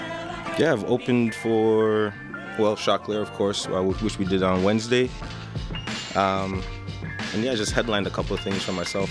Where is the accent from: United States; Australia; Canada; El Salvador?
Canada; Toronto, Ontario; I was born in Scarborough, grew up in Scarborough, grew up in Malvern.